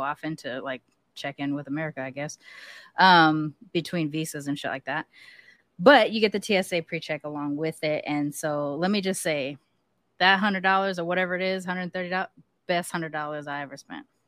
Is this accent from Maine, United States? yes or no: no; California, United States; I'm from California